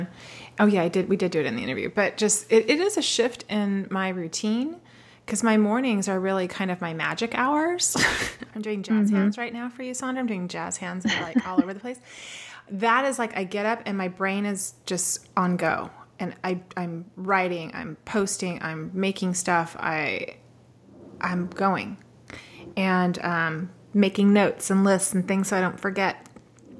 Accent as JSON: {"language": "English", "region": "Southern California", "country": "United States", "moved": "yes", "said": "I'm from Southern"}